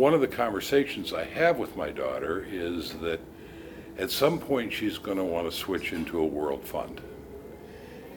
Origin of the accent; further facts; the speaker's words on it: United States; I'm an American